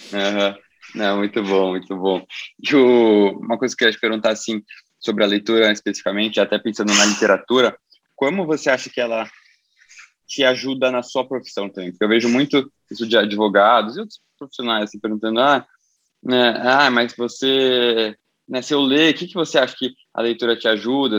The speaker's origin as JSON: {"language": "Portuguese", "region": "São Paulo", "country": "Brazil", "tie": "born or raised there", "said": "nasci em São Paulo, cresci em São Paulo"}